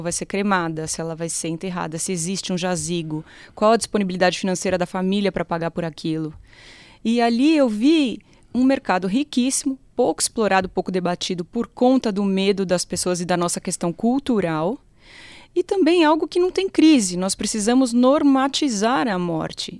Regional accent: Brazil; enquanto brasileiros

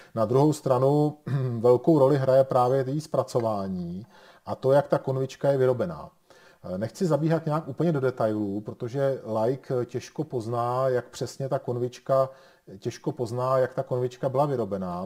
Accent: Bohemia, Czechia; u nás v Čechách

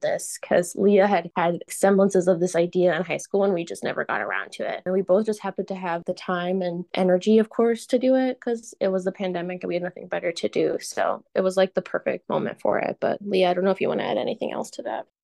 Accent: Chicago, Illinois, United States; growing up in Rogers Park

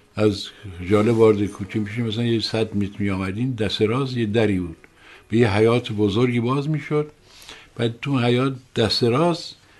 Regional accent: Rasht, Gilan, Iran; now in Tehran, Iran; من در شهری بزرگ شدم که شهر روشنفکری سیاسی بود

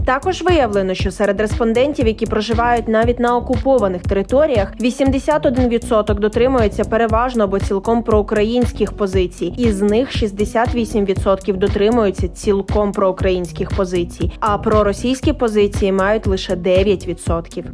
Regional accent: Ukraine; Ми з України.

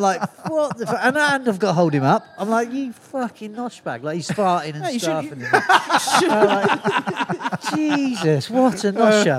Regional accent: Cornwall, South West England, United Kingdom

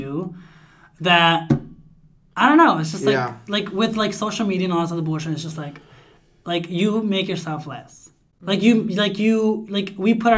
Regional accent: United States; also born or lived in Sonora, Mexico; I grew up here, lived here all of my life.

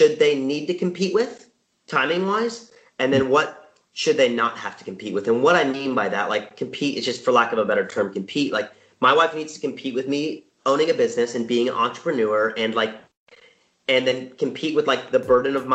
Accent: Southern California, United States; I was born and raised in Southern California. I live in Orange County

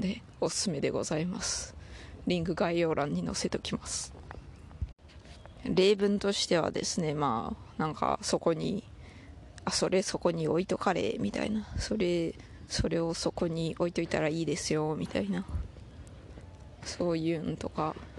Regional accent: Toyama, Japan; accent: Toyama dialect; moved away; 私富山弁と英語のバイリンガルでございます

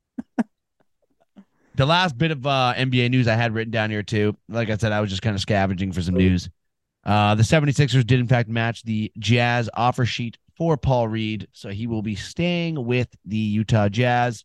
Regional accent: Canada; I'm Canadian

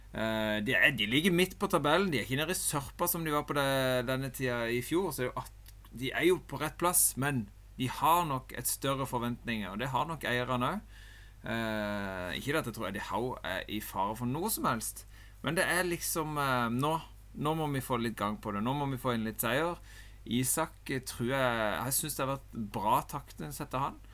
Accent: Norway; En sitter jo der som nordmann

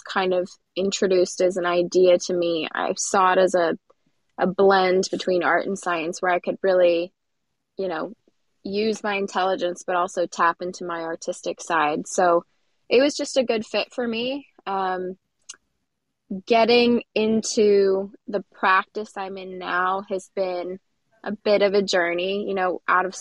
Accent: Louisville, Kentucky, United States; now in Cincinnati, United States; I'm originally from Louisville

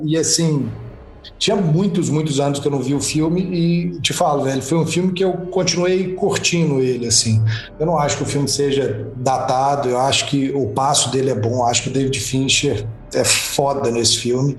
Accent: Brazil; nossa como brasileiros

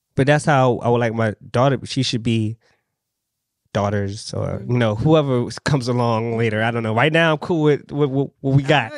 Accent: Richmond, Virginia, United States; I'm from Richmond, Virginia.

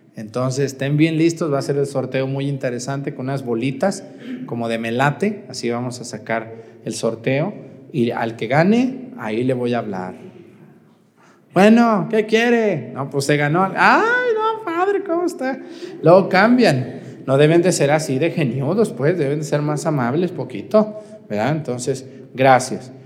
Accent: Mexticacán, Jalisco, Mexico; moved away; el día primero voy a ir a mi pueblo, allá nos vemos si quieren ir a las doce y media del mediodía, allá en el Sagrado Corazón de Jesús en Mesticacán

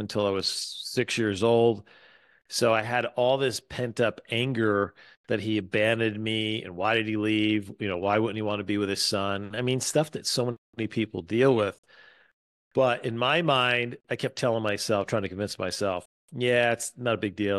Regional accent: East Coast, United States; moved away as an adult; also born or lived in Atlanta; now in Wisconsin, United States; I was born and raised on the East Coast

